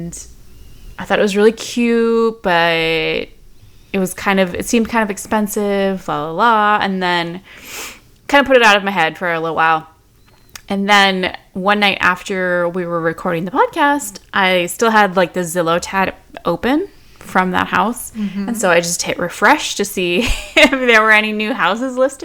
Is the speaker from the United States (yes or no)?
yes; Midwest, United States; moved away as an adult; now in Austin, United States; my husband and I grew up in the Midwest, and even though we've lived in Texas for like 15 years